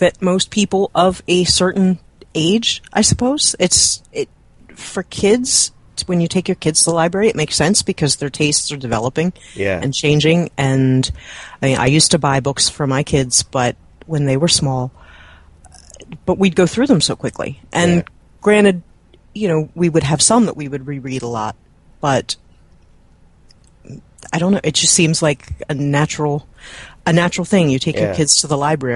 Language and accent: English; Baltimore, Maryland, United States; also born or lived in Edgewater, Maryland; I grew up in Baltimore, in a suburb of the city, the suburb just outside the city, Baltimore County. So, yeah, I've been in this state all my life.